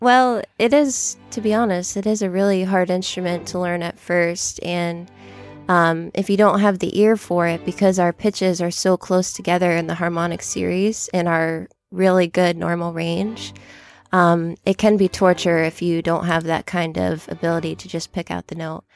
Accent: York, Maine, United States; also born or lived in Fort Wayne, Indiana / Boston, Massachusetts; now in Toledo, United States; I'm originally from York, Maine, very far from here and different. And I've lived in Toledo now for almost three years.

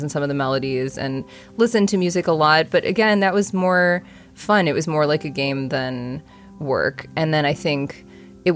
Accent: Buffalo, New York, United States; moved away; I grew up in Buffalo, New York, and I do have a very musical family

